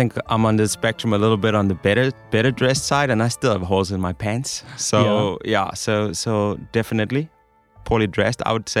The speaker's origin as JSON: {"language": "English", "country": "Denmark", "moved": "yes", "lives_now": "South Africa", "said": "I'm from Denmark."}